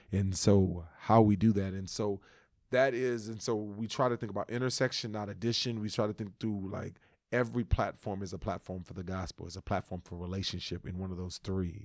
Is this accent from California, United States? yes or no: yes; Los Angeles, California, United States; moved away; also born or lived in Texas; I was from the West. I'm from L A.